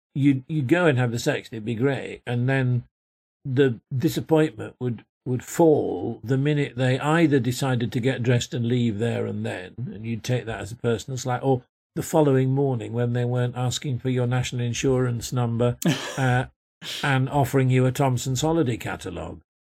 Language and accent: English; Yorkshire and the Humber, United Kingdom; I came from Yorkshire